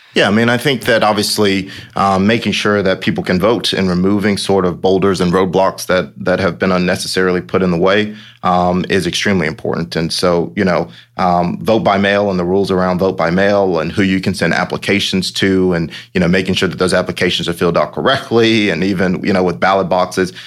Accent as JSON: {"language": "English", "area": "Sly County", "region": "Georgia", "country": "United States", "tie": "born or raised there", "said": "I, I actually grew up here"}